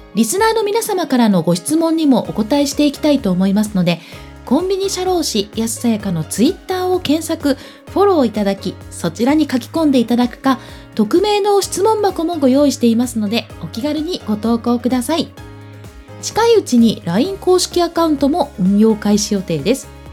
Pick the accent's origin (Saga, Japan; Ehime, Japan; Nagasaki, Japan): Ehime, Japan; now in Tokyo, Japan; 千九百七十九年五月、愛媛県生まれですが、現在は東京拠点に全国で活動しています。